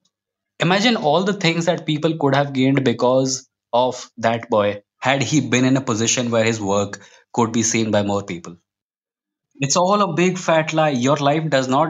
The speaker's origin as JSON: {"language": "English", "country": "India", "tie": "born or raised there", "also_born_or_lived": "Mumbai", "said": "I quit my job and came back to my hometown where I am currently working out"}